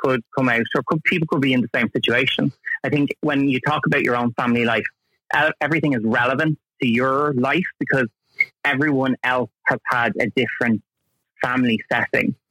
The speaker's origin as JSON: {"language": "English", "town": "Dublin", "region": "Leinster", "country": "Ireland", "tie": "born or raised there", "also_born_or_lived": "Tallaght, Dublin / Drumcondra, Dublin", "said": "we moved down to my family home, shall we say, for like 18-ish years. That was in Crumlin."}